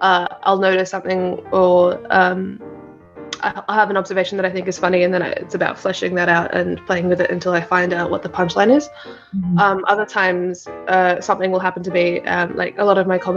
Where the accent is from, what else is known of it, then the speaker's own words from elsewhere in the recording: Parramatta, New South Wales, Australia; also born or lived in India; I grew up in Parramatta for the most of my life. My parents moved here when I was four